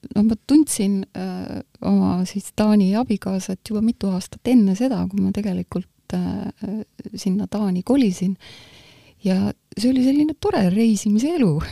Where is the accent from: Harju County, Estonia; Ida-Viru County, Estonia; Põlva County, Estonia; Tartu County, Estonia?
Harju County, Estonia; Tallinn; also born or lived in Muhu; Muhust ma olen pärit küll, aga ma olen tegelikult Tallinnas üles kasvanud. et ma olin kaks ja pool